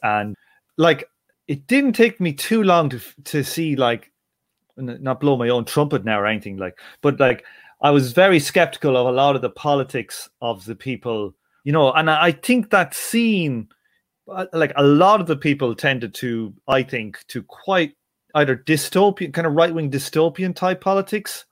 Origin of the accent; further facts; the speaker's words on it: Ireland; being an Irish person